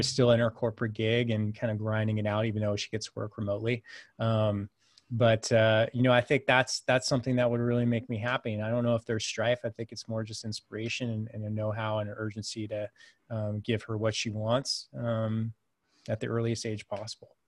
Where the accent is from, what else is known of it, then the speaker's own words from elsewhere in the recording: United States; I'm the American